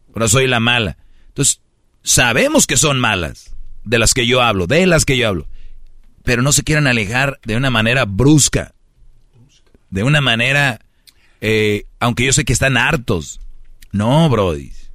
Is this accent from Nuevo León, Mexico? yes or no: yes; Monterrey, Nuevo León, Mexico; Te lo digo como buen regio